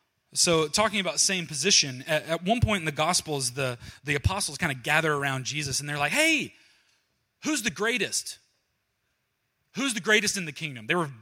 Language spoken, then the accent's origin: English; Georgia, United States; Down in Georgia, where I'm from Georgia. I don't know if you can tell. You probably can't hear my voice.